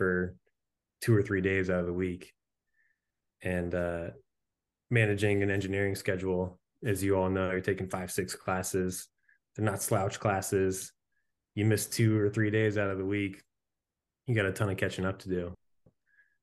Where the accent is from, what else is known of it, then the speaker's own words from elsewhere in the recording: central Connecticut, United States; moved away as an adult; I grew up in Connecticut